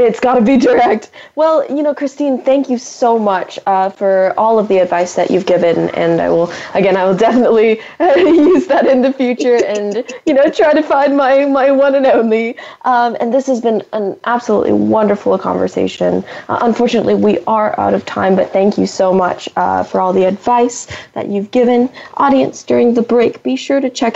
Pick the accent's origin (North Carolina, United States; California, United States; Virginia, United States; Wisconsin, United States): California, United States; San Francisco Bay Area; I'm from the San Francisco Bay Area, and there are a lot of great art museums here